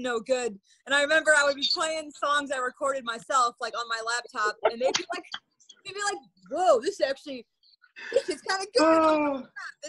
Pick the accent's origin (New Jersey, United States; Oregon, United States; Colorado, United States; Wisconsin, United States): Wisconsin, United States; Madison; now in Chicago, United States; I'm from Madison, Wisconsin, but I've lived in Chicago for about the last 10 years or so